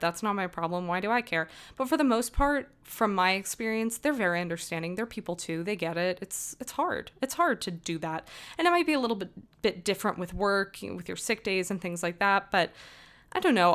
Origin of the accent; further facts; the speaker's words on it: Las Vegas, Nevada, United States; moved away as an adult; also born or lived in New Jersey; I am from Las Vegas originally.